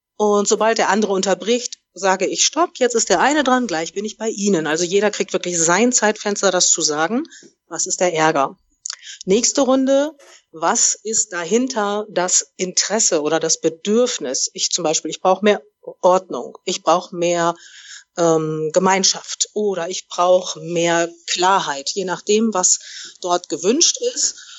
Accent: Oldenburg, Lower Saxony, Germany; moved away; also born or lived in Munich / Hamburg; Ich komme ursprünglich aus Oldenburg, bin dann über München nach Hamburg gegangen

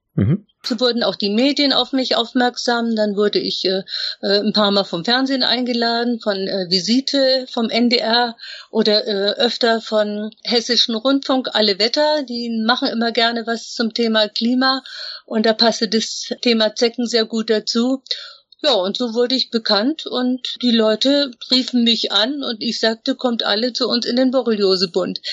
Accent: Upper Franconia, Bavaria, Germany; moved away; Ich komme eigentlich aus Oberfranken, aus einer Stadt, wo man eigentlich gar nichts werden konnte. Aber ich bin rechtzeitig genug weggegangen

